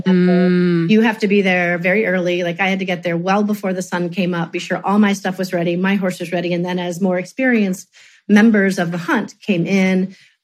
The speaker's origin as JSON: {"language": "English", "town": "Cincinnati", "region": "Ohio", "country": "United States", "tie": "born or raised there", "also_born_or_lived": "Evansville, Indiana", "moved": "as an adult", "lives_now": "Grand Rapids, United States", "said": "I grew up in Cincinnati"}